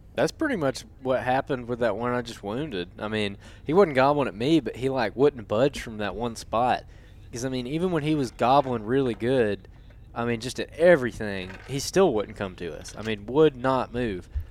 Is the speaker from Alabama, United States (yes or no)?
yes; Alabama, United States; I'm from Alabama